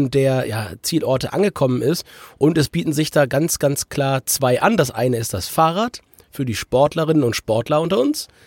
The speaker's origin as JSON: {"language": "German", "region": "Hamburg", "country": "Germany", "said": "so wie ich, als Hamburger"}